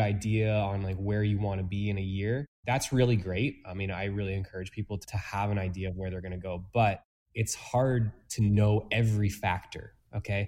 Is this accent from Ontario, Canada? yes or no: yes; Toronto, Ontario, Canada; moved away as an adult; now in Peterborough, Canada; I'm not originally from Peterborough, um, from the GTA. So I moved here